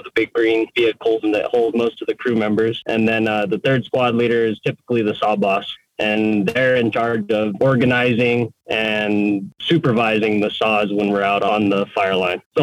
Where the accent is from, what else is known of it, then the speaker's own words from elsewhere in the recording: Cuba, New Mexico, United States; I grew up in Cuba, New Mexico, which is a pretty small town.